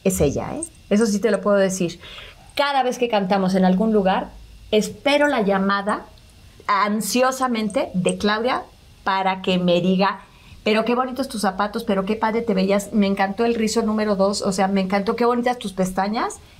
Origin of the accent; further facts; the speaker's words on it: Mexico City, Mexico; Ya que nació Oscar, mi hermano se vinieron a vivir a México nacimos otros cinco